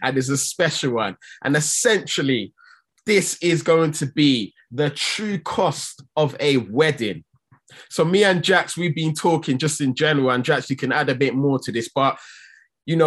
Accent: Nigeria; I'm from Nigeria

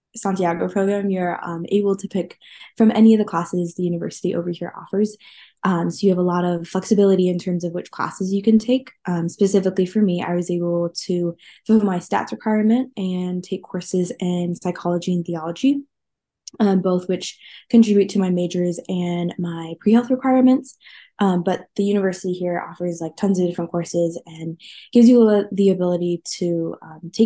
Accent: Central Indiana, United States; I'm originally from Central Indiana.

